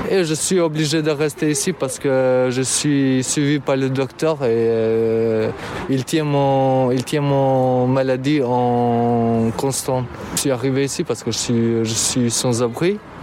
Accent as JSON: {"language": "French", "country": "Albania", "second_language": "French", "moved": "as an adult", "lives_now": "France", "said": "j'ai 27 ans, je viens d'Albanie. J'ai fini le, master en Albanie"}